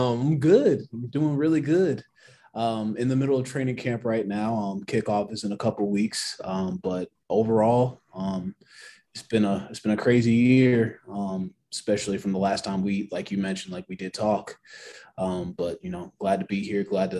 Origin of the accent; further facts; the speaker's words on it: Albuquerque, New Mexico, United States; Well, I'm originally from Albuquerque, New Mexico. I've been all over the place, 9 states, and I turned 30 in 2 months.